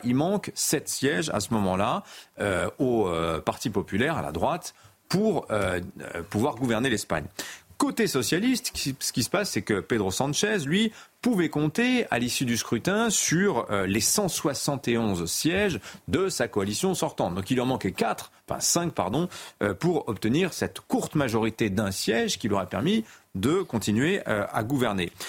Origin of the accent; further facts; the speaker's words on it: France; chez nous en France